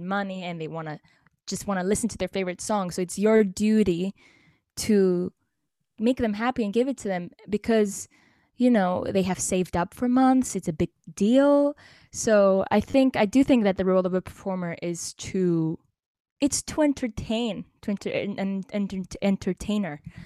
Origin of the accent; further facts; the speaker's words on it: Cyprus; I'm from Cyprus